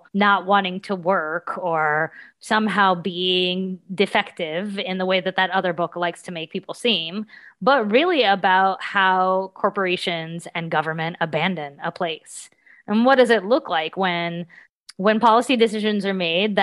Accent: Cross Lanes, West Virginia, United States; moved away as an adult; also born or lived in Pittsburgh; now in Boston, United States; when I was growing up in the Chemical Valley in the 80s

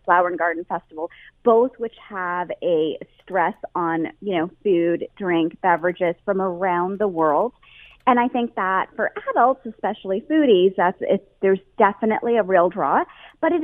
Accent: Canada; a Canadian

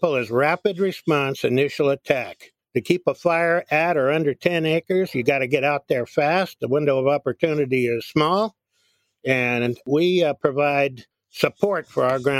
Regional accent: Woodacre, California, United States; I'm from Woodacre, California. That's North Bay area, Marin County

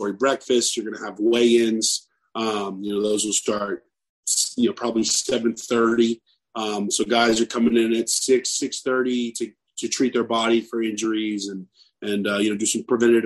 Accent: Texas, United States; now in Mississippi, United States; I grew up in Texas, you know, so I'm used to the heat

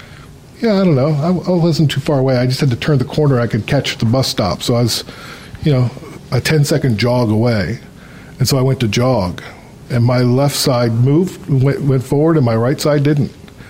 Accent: Ohio, United States; I'm from Ohio. I'm originally from the United States, and I've lived all over the States.

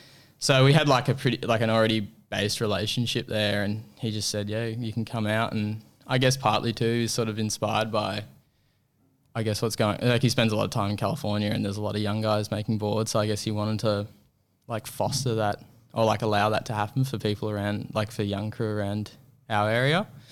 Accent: Apollo Bay, Victoria, Australia; And I grew up surfing in Apollo Bay, which is it's a whole different sort of environment.

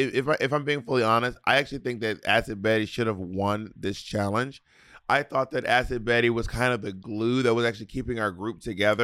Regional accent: Scotland, United Kingdom; Anyway, bitch, I'm a skirt from Scotland.

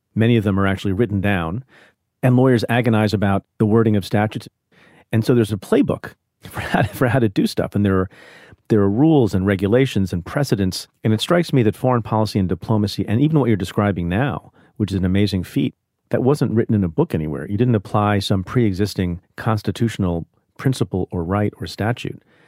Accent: India; now in United States; an immigrant, like I am. I was born in India.

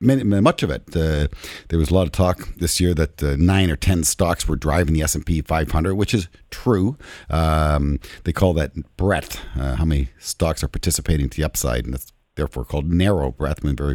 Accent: Canada; as a Canadian

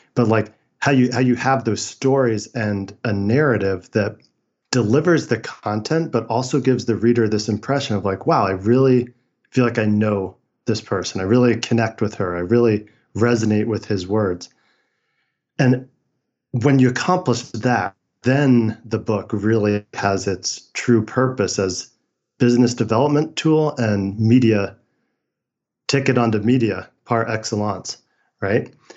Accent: San Francisco, California, United States; I was born in San Francisco in 1981.

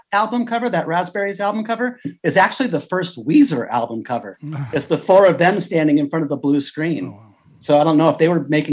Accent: Hermosa Beach, California, United States; I grew up in Southern California in the Hermosa Beach area

